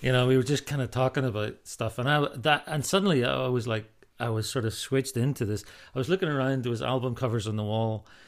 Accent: Ballycastle, Northern Ireland, United Kingdom; moved away; also born or lived in Scotland / America; growing up in Northern Ireland and living in Scotland

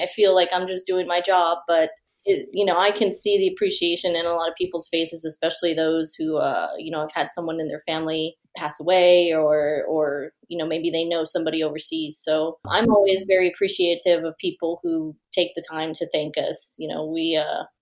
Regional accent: Texas, United States; moved away as an adult; I'm from Texas originally, but being in the military, we've moved around quite a bit

